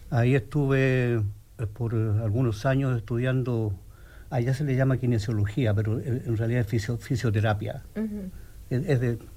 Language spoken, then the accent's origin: Spanish; Santiago, Santiago Metropolitan Region, Chile; first language Spanish; moved away as an adult; now in Bloomington, United States; yo vengo de Chile, de la República Independiente de Chile, de allá Sudamérica.